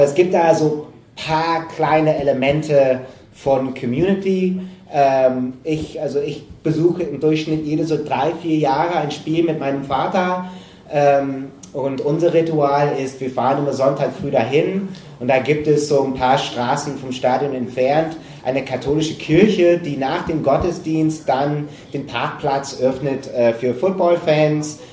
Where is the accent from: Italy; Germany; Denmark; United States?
United States; Green Bay, Wisconsin; moved away; ich bin in Wisconsin aufgewachsen